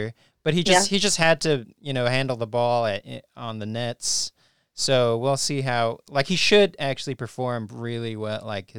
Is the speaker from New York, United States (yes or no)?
no; California, United States; We're from the Bay. We are Warriors fans.